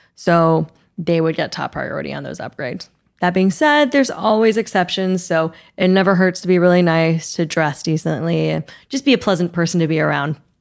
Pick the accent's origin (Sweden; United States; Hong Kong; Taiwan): Taiwan; moved away; I grew up in Taiwan, so Taipei is always gonna be my home airport.